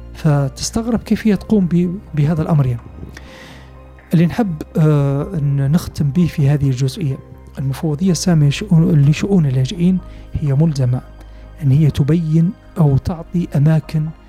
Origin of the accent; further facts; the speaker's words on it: Libya; نحن ليبيين